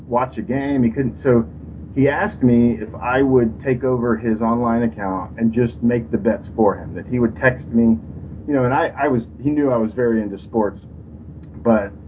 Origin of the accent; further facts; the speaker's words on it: Texas, United States; I'm from Texas